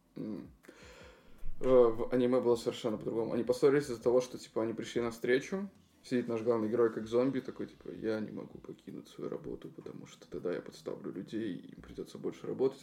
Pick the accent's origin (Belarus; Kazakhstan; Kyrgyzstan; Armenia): Belarus; moved away; сами мы из Беларуси